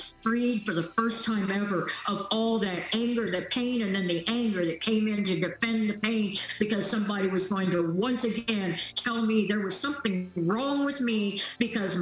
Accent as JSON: {"language": "English", "town": "Topeka", "region": "Kansas", "country": "United States", "tie": "born or raised there", "also_born_or_lived": "California", "moved": "yes", "said": "I grew up in Topeka, Kansas."}